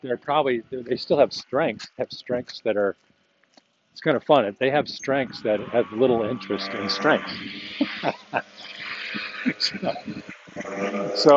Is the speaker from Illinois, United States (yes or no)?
yes; Chicago, Illinois, United States; I'm actually from Chicago